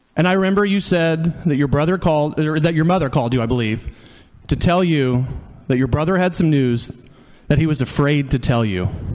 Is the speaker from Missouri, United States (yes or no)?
yes; Hickory County, Missouri, United States; moved away as an adult; I grew up in Hickory County, Missouri.